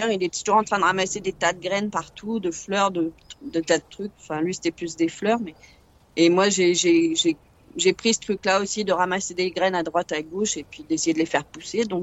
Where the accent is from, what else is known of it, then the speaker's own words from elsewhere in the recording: Paris, Île-de-France, France; now in southern France; D'origine, je suis parisienne. Et donc, je suis dans le sud euh, depuis, euh, oh là, très longtemps, une trentaine d'années.